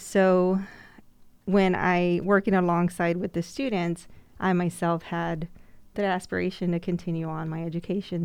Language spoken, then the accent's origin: English; Immokalee, Florida, United States; growing up in Immokalee